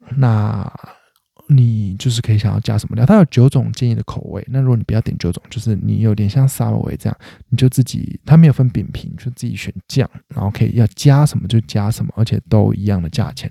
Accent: Taiwan; 我是台湾人，那我住在华人家里，他们还是习惯吃华人的料理。那我是台湾人，我住在台湾，我生活在台湾

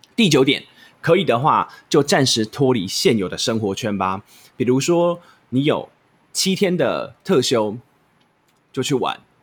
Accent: Taichung, Taiwan; 我是台中人

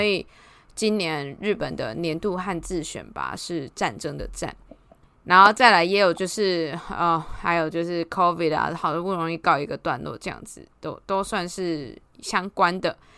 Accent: Taiwan; 我们台湾人

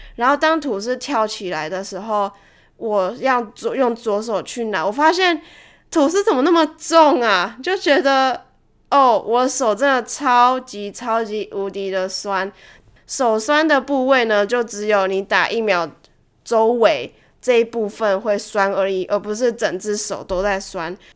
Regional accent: Taiwan; moved away; 以前在台湾的时候啦

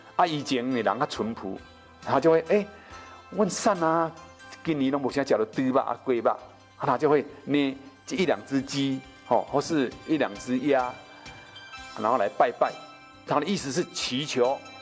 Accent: Taiwan; 其实是我们台湾人的真正的本土文化

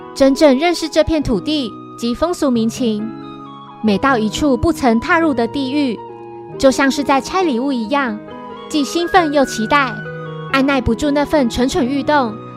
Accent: northern Taiwan, Taiwan; 我是北部人

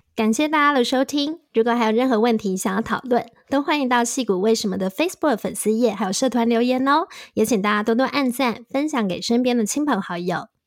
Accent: Taiwan; now in United States; 我说台湾，还很多人以为我是泰国人

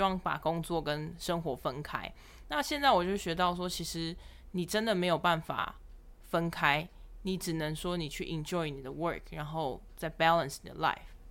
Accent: Taiwan; moved away as an adult; also born or lived in Shanghai / United Kingdom; 其实我们都来自于台湾

